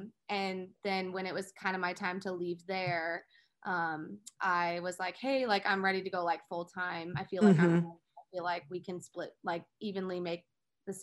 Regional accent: Indianapolis, Indiana, United States; I am a choreographer based in Indianapolis. I'm from Indy. Eric grew up on the northeast side. I grew up on the south side.

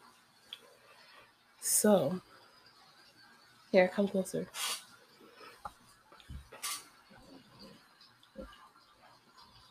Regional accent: Ocala, Florida, United States; also born or lived in Gainesville, Florida; I guess I'm quote unquote from Gainesville, but I was raised, I'm from Ocala

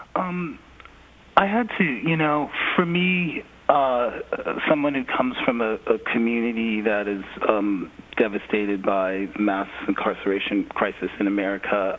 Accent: Philadelphia, Pennsylvania, United States; moved away; growing up in Philly, you know, I grew up in the age of um, Move

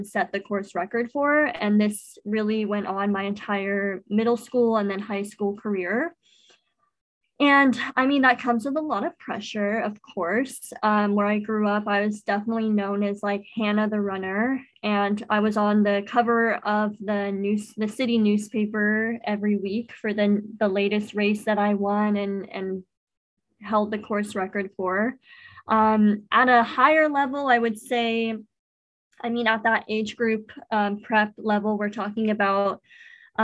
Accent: Apple Valley, United States; where I grew up in Apple Valley

